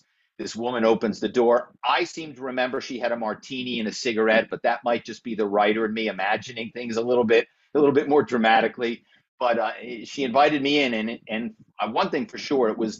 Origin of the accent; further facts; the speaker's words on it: Philadelphia, Pennsylvania, United States; I grew up in the Philadelphia area